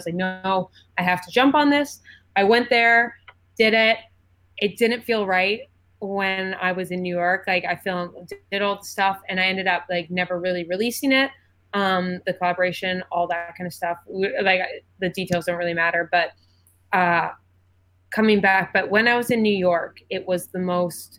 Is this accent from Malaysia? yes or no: no; Edmonton, Alberta, Canada; moved away as an adult; now in Toronto, Canada; I moved back to Edmonton